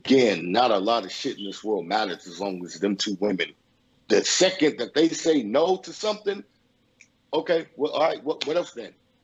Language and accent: English; Los Angeles, California, United States; I grew up in Los Angeles, California. Born and raised in Los Angeles, California